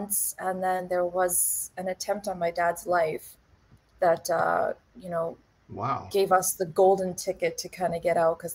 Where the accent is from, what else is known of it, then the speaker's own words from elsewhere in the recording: Saskatchewan, Canada; English is a second language; also born or lived in Juba, South Sudan / Toronto, Canada; I grew up in Saskatchewan